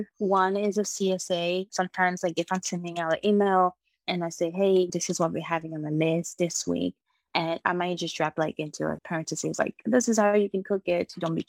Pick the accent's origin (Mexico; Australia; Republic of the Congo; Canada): Republic of the Congo; moved away; So my family, we're actually originally from the Republic of Congo. We moved here in 2010, and my parents have always farmed, so this is nothing new to me.